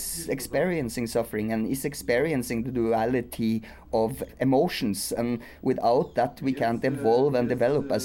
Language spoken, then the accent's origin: English; Norway; I come from Norway